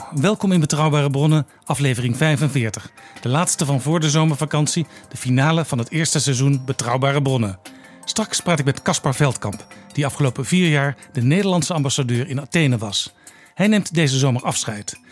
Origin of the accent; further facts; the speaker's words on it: Amsterdam, North Holland, Netherlands; ik als Amsterdammer